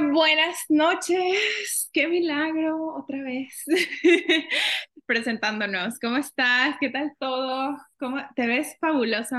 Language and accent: Spanish; Mexico; now in Canada; una mexicana viviendo en Canadá